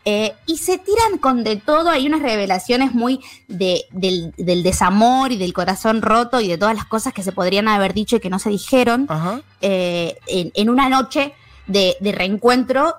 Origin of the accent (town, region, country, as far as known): Argentina